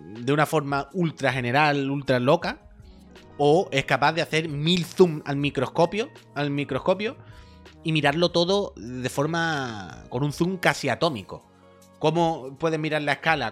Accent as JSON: {"language": "Spanish", "area": "Campo de Gibraltar", "region": "Andalusia", "country": "Spain", "said": "del campo de Gibraltar, de mi tierra"}